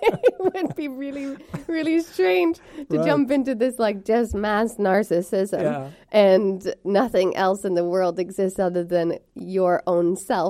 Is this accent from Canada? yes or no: yes; Montreal, Quebec, Canada; moved away; also born or lived in Toronto / Ottawa; I'm actually from, born and raised in Montreal, and then we moved to Toronto. I went to university in Ottawa, though.